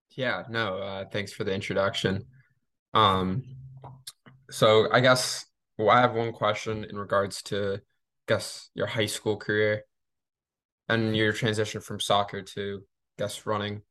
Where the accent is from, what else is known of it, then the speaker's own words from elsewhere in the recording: Maine, United States; my home state of Maine